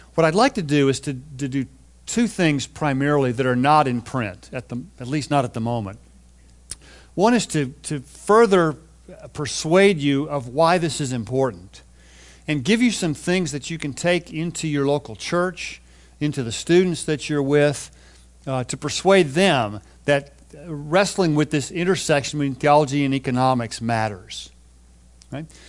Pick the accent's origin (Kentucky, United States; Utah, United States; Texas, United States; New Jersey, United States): Texas, United States; moved away as an adult; now in California, United States; even though I've lived in California for the last thirty plus years, I grew up in Texas